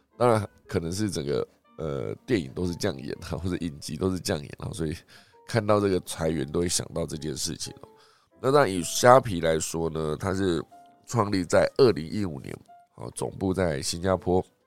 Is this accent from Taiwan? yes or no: yes; Taiwan; 我们台湾这边呢也难以幸免